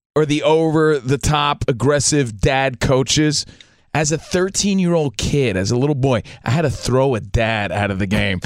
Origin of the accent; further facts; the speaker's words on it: Union, New Jersey, United States; just a kid, little kid from Union, New Jersey